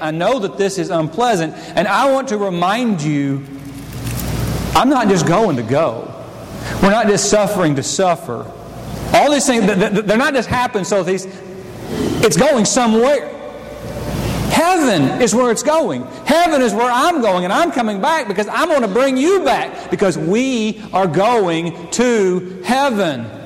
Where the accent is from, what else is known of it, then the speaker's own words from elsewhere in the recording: United States; I am an American